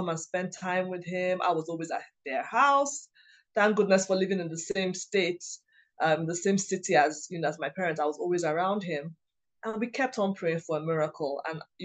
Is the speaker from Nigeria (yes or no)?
yes; Nigeria; In my culture, I'm Igbo, I'm from Nigeria.